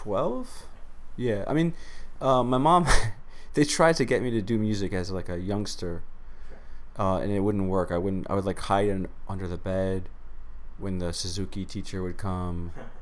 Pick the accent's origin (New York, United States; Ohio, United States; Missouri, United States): New York, United States; New York City; Grew up in Queens, New York.